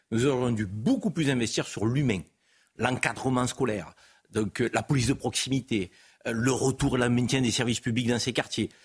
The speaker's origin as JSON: {"language": "French", "country": "France", "also_born_or_lived": "Algeria (ancestry)", "said": "je suis français d'origine algérienne"}